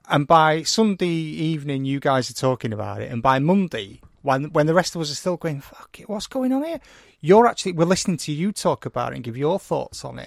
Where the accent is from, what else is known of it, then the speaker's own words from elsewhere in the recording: St Helens and Wigan, North West England, United Kingdom; I come from Saint Helens and Wigan